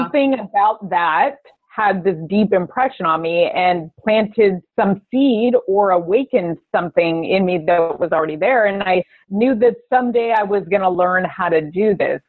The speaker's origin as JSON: {"language": "English", "town": "Las Vegas", "region": "Nevada", "country": "United States", "tie": "born or raised there", "said": "I I was born in Vegas. I grew up in Las Vegas"}